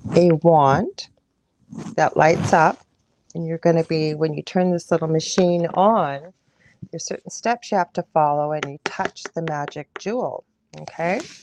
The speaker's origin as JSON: {"language": "English", "country": "Canada", "said": "I'm a Canadian clairvoyant medium"}